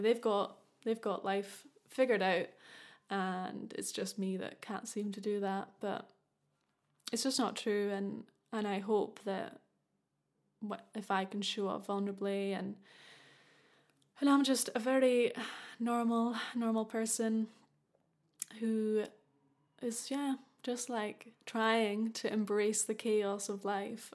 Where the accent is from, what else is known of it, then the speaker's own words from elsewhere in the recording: Scotland, United Kingdom; I'm from Scotland